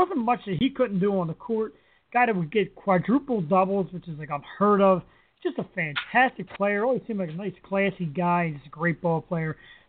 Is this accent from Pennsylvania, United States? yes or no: yes; Philadelphia, Pennsylvania, United States; growing up in Philadelphia, PA